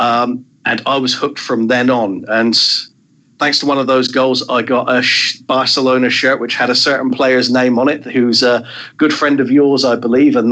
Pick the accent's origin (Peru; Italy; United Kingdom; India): United Kingdom; Southampton, South East England; my hometown club, Southampton